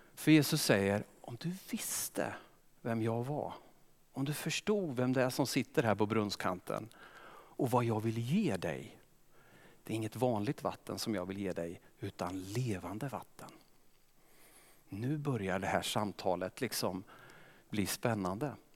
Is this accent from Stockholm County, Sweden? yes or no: no; Östergötland, Sweden; accent: Östergötland; jag är östgöte, kommer säkert lysa igenom